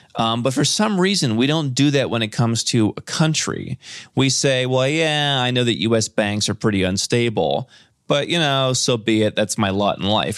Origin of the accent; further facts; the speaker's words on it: Cleveland, Ohio, United States; moved away; I grew up in Cleveland